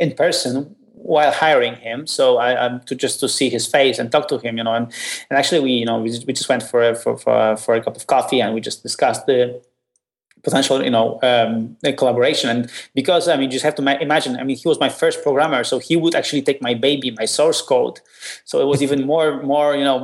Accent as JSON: {"language": "English", "country": "Poland", "said": "I'm from Poland"}